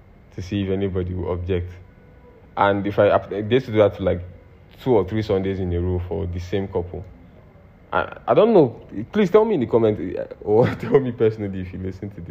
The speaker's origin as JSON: {"language": "English", "country": "Nigeria"}